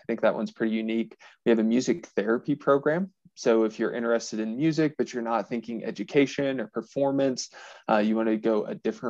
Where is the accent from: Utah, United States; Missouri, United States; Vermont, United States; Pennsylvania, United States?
Missouri, United States; Southeast; moved away as an adult; also born or lived in Western Kentucky; now in Fort Collins, United States; I'm originally from Southeast Missouri